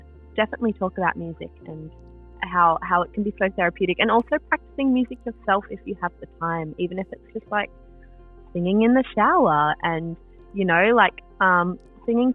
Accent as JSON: {"language": "English", "town": "Melbourne", "region": "Victoria", "country": "Australia", "said": "we're both from Melbourne"}